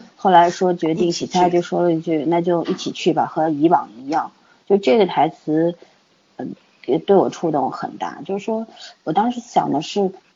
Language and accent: Chinese; China; 我们中国人